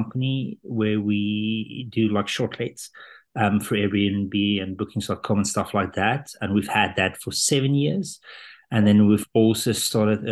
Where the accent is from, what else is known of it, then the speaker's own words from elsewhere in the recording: South Africa; moved away as an adult; also born or lived in London; I was born in South Africa and grew up there, had a German dad, Dutch mom